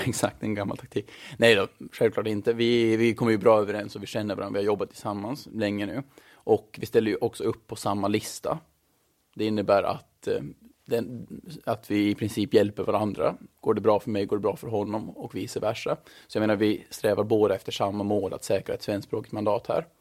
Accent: Mariehamn, Åland Islands; moved away as an adult; also born or lived in Stockholm; now in Brussels, Belgium; Jag är född och uppvuxen i Mariehamn

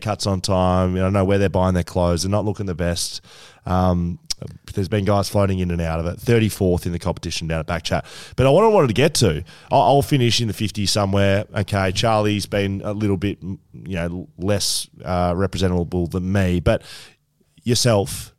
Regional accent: Geelong, Victoria, Australia; I grew up in Geelong

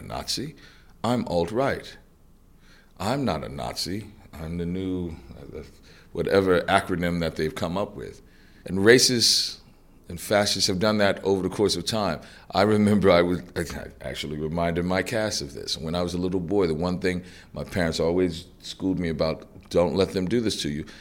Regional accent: New Orleans, Louisiana, United States; I was born and raised in New Orleans, Louisiana, which is, uh, the deep South

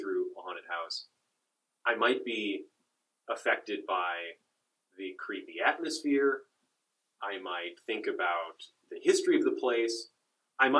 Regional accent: Chicago, Illinois, United States; I grew up around Chicago

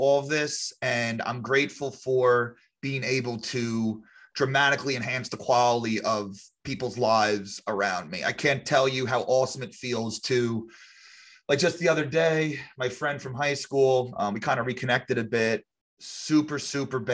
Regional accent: Long Island, New York, United States; I grew up on Long Island, New York

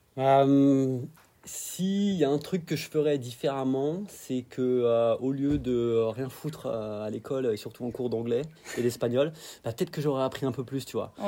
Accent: Dijon, Bourgogne-Franche-Comté, France; moved away as an adult; also born or lived in Arve Valley, Alps; now in New Zealand; j'ai grandi à Dijon

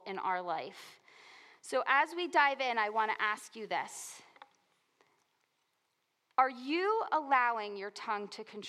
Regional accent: New Jersey, United States; I grew up in New Jersey. We like colorful language here, right?

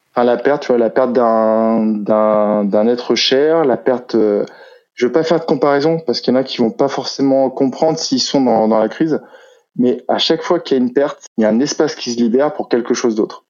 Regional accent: Brittany, France; je suis breton

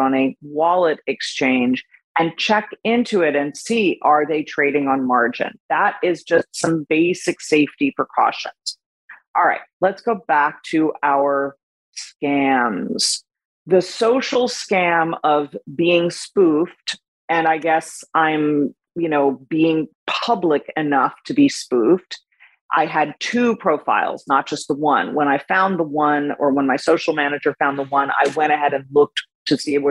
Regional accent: Miami, Florida, United States

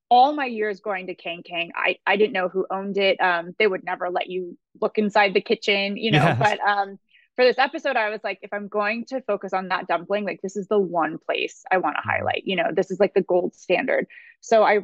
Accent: Pasadena, California, United States; also born or lived in Alhambra / Los Angeles; I grew up in Pasadena, actually. And so Pasadena and Alhambra. So yes, I am an LA girl

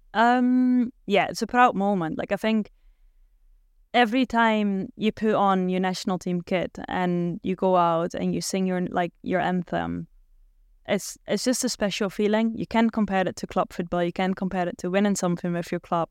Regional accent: Netherlands; accent: Dutch; English is a second language; moved away as an adult; also born or lived in Germany; they weren't always happy with my accent 'cause I did still sound a bit Dutch

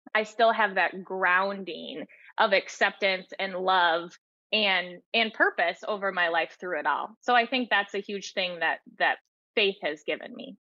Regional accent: United States; I was raised in the American culture with a fairy tale idealism

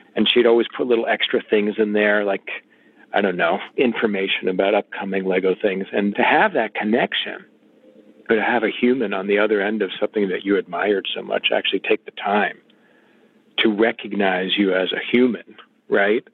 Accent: Illinois, United States; I grew up in Illinois

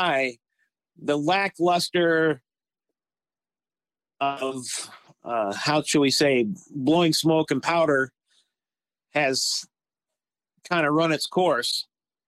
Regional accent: Meadville, Pennsylvania, United States; also born or lived in Philadelphia, Pennsylvania; now in Chautauqua County, New York, United States; we ended back up in the Meadville area

